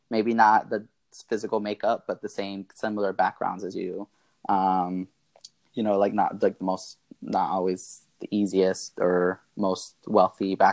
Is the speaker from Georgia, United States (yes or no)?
yes; Marietta, Georgia, United States; I'm from Marietta, Georgia, born and raised. Um, I'm the youngest of six, um, so I have five older siblings brothers and sisters. Um, and we're all raised by my single mom, who's an immigrant from Mexico.